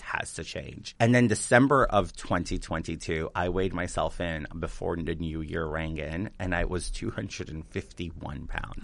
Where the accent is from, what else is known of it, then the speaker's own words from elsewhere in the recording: New York City, New York, United States; I'm from Queens.